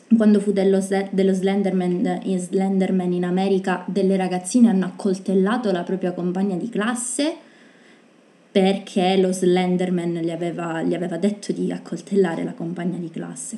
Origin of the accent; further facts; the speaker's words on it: Sicily, Italy; noi siamo siciliane